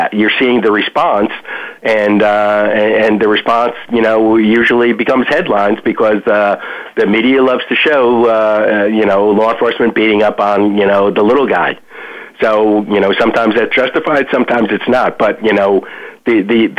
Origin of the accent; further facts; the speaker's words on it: Yonkers, New York, United States; moved away as an adult; also born or lived in Manhattan, New York; now in South Florida, United States; I was actually born in Manhattan. Family moved to Yonkers when I was five. And I lived in Yonkers until 1982 when I moved to South Florida